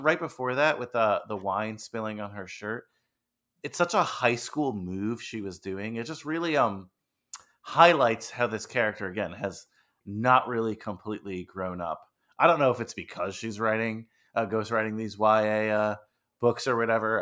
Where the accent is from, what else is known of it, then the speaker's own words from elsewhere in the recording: Old Tappan, New Jersey, United States; I grew up in Old Japan, New Jersey